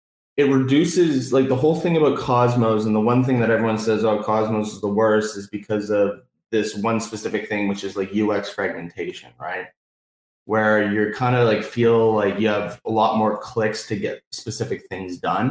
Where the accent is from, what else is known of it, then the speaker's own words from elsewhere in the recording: Canada; As we are Canadian, we do say puck up here